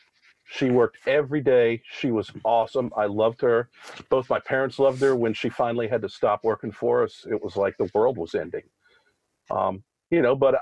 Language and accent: English; Richmond, Virginia, United States; I grew up in Richmond